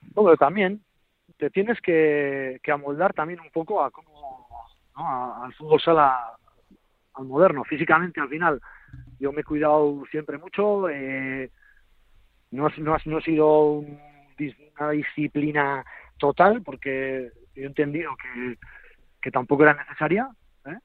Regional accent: an hour from Pamplona, a village in the Navarre Pyrenees, Spain; soy de Chavalía, un pueblito que está a una hora de Pamplona y en el Pirineo

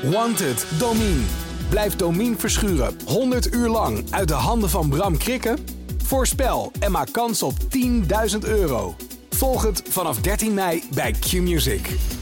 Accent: Breda, North Brabant, Netherlands; moved away; also born or lived in Leiden; van mijn geboorteplaats Breda naar de plaats waar ik toen woonde, naar Leiden

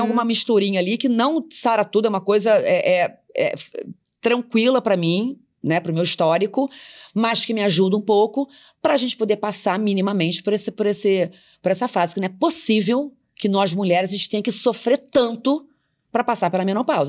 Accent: Macaé, Rio de Janeiro, Brazil; eu sou da classe média, filha de uma professora da cidade de Macaé, do interior de São Paulo, do interior do Rio de Janeiro.

